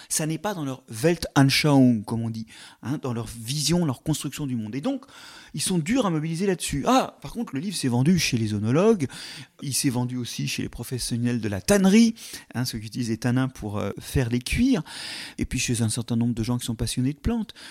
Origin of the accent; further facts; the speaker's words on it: Paris, Île-de-France, France; vivant à Paris